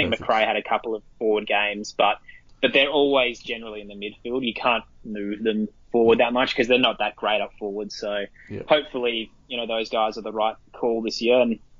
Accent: South Australia, Australia; my home state, South Australia

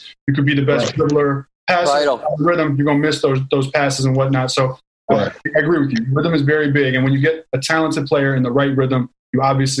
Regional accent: Houston, Texas, United States; I'm from Houston.

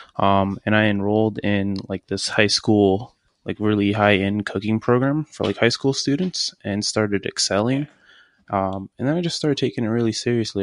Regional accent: Richmond, Virginia, United States; I'm from Richmond, Virginia.

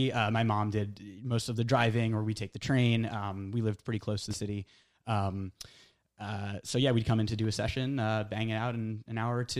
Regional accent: Connecticut, United States; We found a studio in Connecticut, in my hometown.

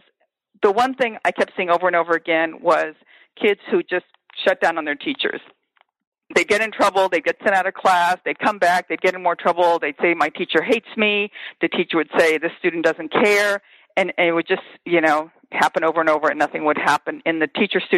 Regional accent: Los Angeles, California, United States; moved away as an adult; also born or lived in Champaign, Illinois; I am born and raised in Los Angeles, and I have been a product of public schools, large public Los Angeles schools

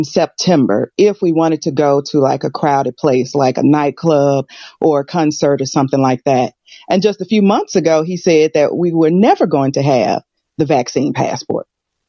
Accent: United States; accent: American; now in United Kingdom; I'm American, but I live in the UK.

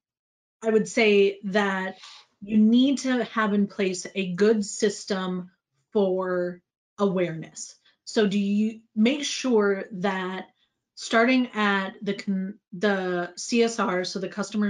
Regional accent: United States; as an American CCO

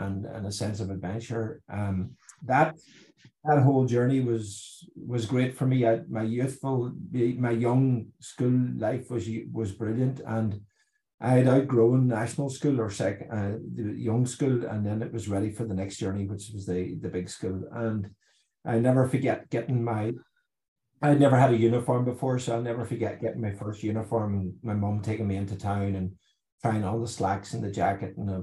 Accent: Ireland; growing up in Ireland, more than the rest of the world, I suppose, as a young boy in the 70s and 80s

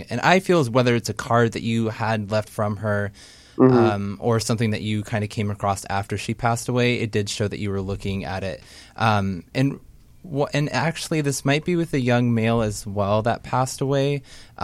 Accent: Portland, Oregon, United States; I'm from Portland, Oregon

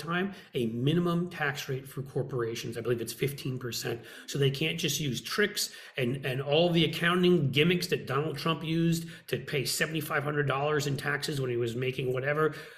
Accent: United States; I'm an American

